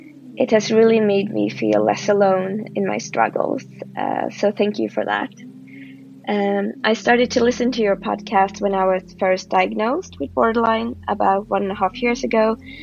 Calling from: Stockholm, Stockholm County, Sweden; I'm 32 years old. I'm a premium subscriber, and I'm listening in from Stockholm, Sweden.

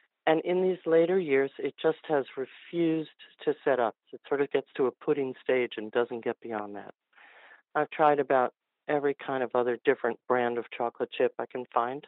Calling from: New Jersey, United States; From New Jersey.

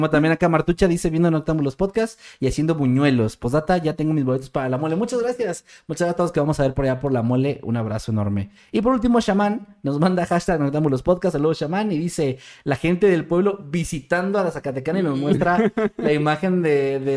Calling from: Argentina; desde Argentina.

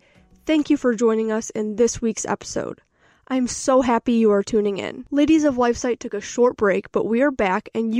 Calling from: Chicago, Illinois, United States; I'm a 20-year-old Catholic student and I am tuning in from Chicago, Illinois, where I attend Loyola University.

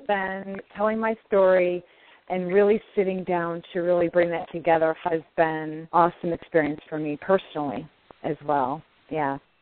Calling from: upstate New York, United States; I'm calling from New York

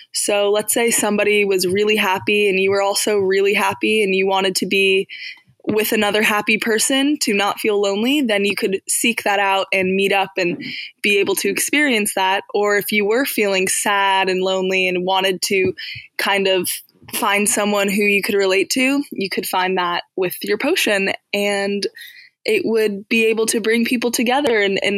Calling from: Washington, District of Columbia, United States; I'm calling from Washington, D.C.

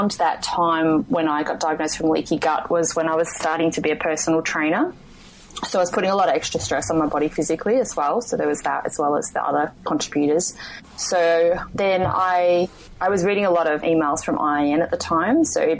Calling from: Western Australia, Australia; I'm calling in from Western Australia.

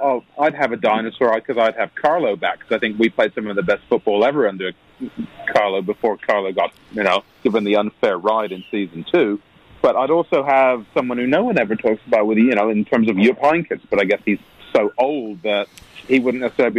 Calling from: San Diego, California, United States; Well, I'm in San Diego, so I'm in La Jolla, which is very part of San Diego.

